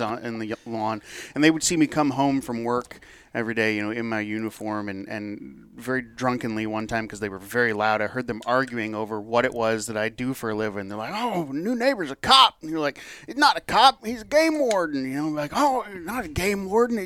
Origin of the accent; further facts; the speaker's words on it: Michigan, United States; I grew up in Michigan